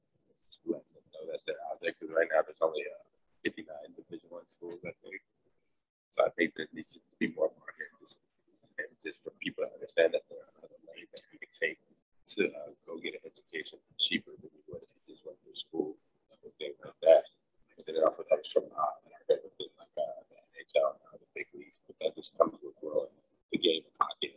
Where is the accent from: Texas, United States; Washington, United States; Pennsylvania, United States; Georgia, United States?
Georgia, United States; Atlanta; moved away; also born or lived in Detroit; I'm from Atlanta